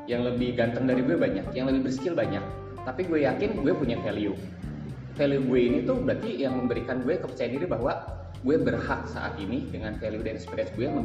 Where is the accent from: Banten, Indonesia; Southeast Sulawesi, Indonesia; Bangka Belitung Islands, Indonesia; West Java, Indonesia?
West Java, Indonesia; Bandung; also born or lived in Jakarta; ketika aku dari Bandung ke Jakarta balik lagi ke Bandung orang Jakarta kayak gini bos-bos gue di Jakarta kayak gini